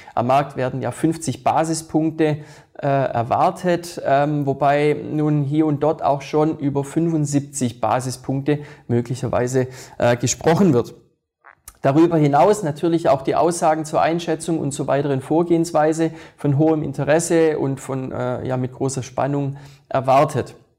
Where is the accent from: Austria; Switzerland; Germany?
Switzerland; bei uns in der Schweiz Geberit und die Swiss Re